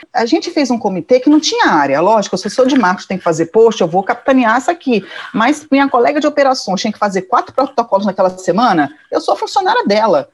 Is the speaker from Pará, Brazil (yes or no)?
no; Rio de Janeiro, Brazil; eu nasci no Rio, uma família muito provinciana